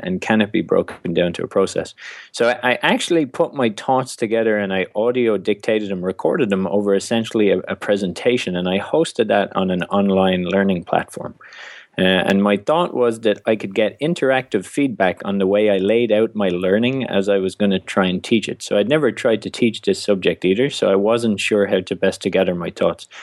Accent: Ireland; being Irish

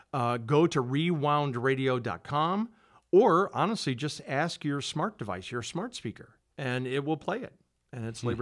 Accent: Rockford, Illinois, United States; I grew up on the West Side, obviously, right. Going to Auburn.

